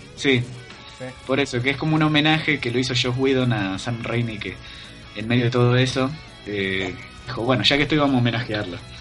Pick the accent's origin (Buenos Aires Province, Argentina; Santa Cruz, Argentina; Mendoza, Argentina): Buenos Aires Province, Argentina; Quilmes; Q es por Quilmes, de donde yo soy.